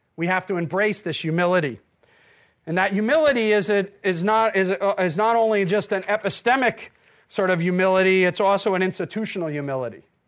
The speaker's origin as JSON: {"language": "English", "region": "New Jersey", "country": "United States", "said": "I'm from New Jersey"}